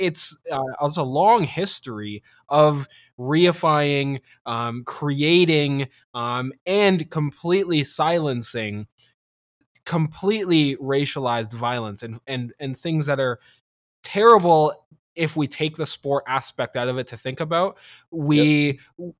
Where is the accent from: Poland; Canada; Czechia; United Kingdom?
Canada; as a Canadian